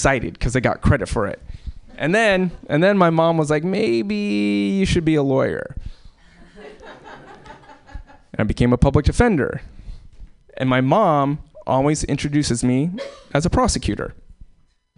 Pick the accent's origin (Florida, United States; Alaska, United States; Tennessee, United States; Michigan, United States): Alaska, United States; born or raised there